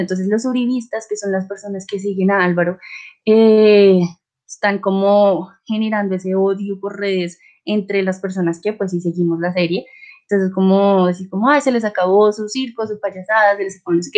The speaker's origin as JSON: {"language": "Spanish", "country": "Colombia", "said": "soy de Colombia"}